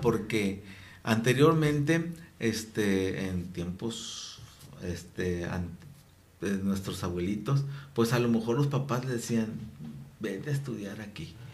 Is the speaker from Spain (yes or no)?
no; Mexico; soy mexicano, voy guadalupano